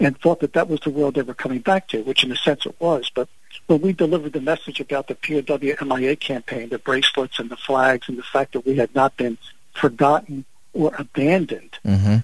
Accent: Philadelphia, Pennsylvania, United States; I'm an Italian from South Philly

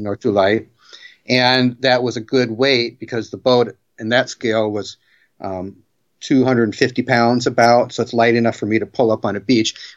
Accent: Bremerton, Washington, United States; I grew up where I am again right now in Bremerton, Washington.

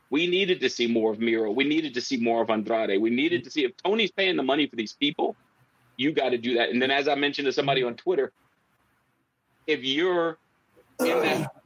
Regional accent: Canada; like, as a Canadian, WH did not stand for that.

